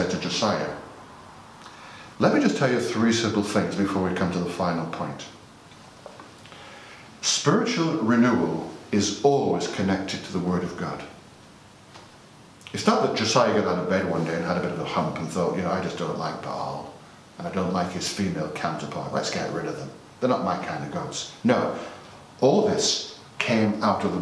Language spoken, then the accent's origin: English; United Kingdom; because we're British